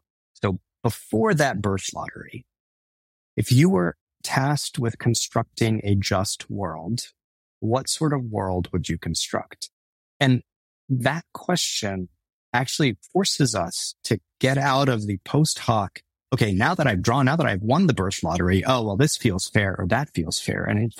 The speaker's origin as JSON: {"language": "English", "region": "Texas", "country": "United States", "tie": "born or raised there", "said": "Yes, we grew up brown in Texas. Yes, we dealt with racism."}